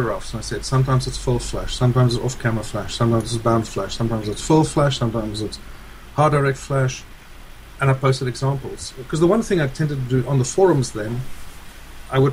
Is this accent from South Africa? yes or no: yes; South Africa; moved away as an adult; now in United States; I'm originally from South Africa, and we immigrated to the United States 15 years ago